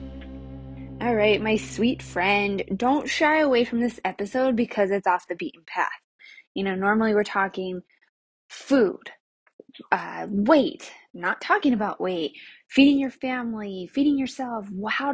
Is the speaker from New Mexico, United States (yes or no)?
yes; New Mexico, United States; moved away as an adult; now in El Paso, United States; I grew up in New Mexico